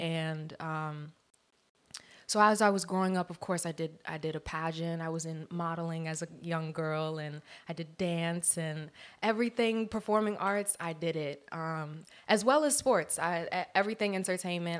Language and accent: English; Columbia, Maryland, United States; now in Los Angeles, United States; I am from Columbia, Maryland, East Coast, D M V area